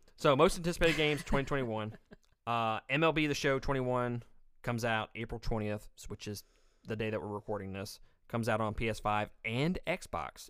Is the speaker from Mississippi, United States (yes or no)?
yes; Mississippi, United States; I'm from Mississippi.